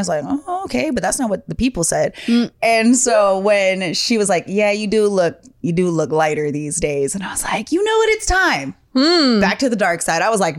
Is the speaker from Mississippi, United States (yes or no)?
no; Hawaii, United States; moved away; also born or lived in Bay Area, California; I grew up in a very mixed household. Like, Hawaiian style is different than Hawaiian. Hawaiian style is I was speaking like Tagalog and Japanese, Chinese, and had no idea. Like, I'm using these words regularly because that's like local style. Then I moved to the Bay Area